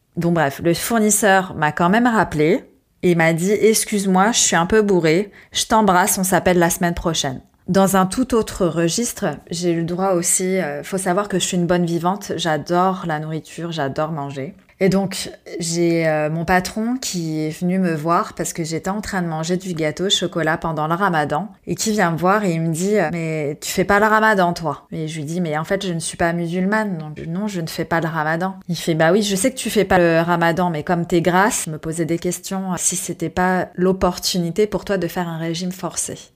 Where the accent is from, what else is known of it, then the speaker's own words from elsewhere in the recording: France; je suis française